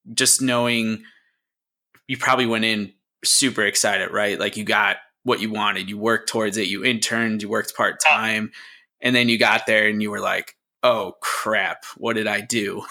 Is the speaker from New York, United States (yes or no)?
no; Scranton, Pennsylvania, United States; moved away; back in my hometown actually where i was born and where my parents are from in uh, scranton